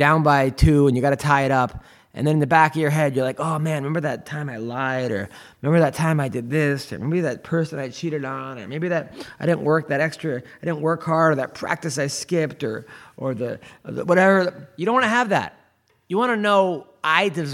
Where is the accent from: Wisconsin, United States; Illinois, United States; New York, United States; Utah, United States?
New York, United States; Long Island; I'm from Long Island